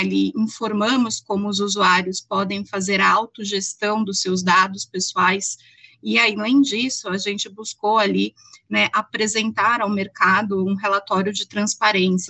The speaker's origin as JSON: {"language": "Portuguese", "country": "Brazil", "said": "a gente aqui, enquanto brasileiro"}